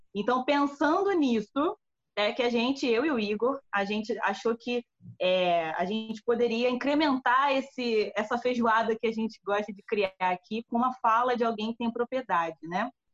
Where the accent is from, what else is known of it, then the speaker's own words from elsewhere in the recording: Brazil; nós aqui enquanto brasileiros